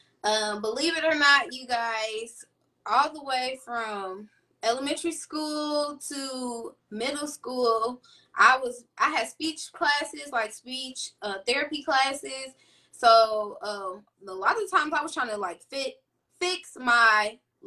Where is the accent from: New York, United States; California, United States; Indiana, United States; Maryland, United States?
Indiana, United States; Indianapolis; I've been born and raised in Indianapolis, Indiana